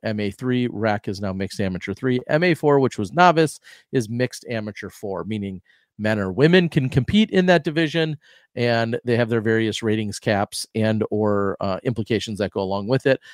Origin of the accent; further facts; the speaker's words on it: Wisconsin, United States; I grew up in Wisconsin